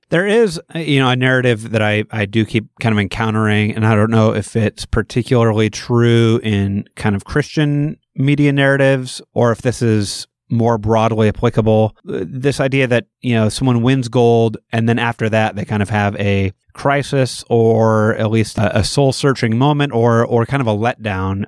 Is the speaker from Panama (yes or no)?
no; United States; we're from the same country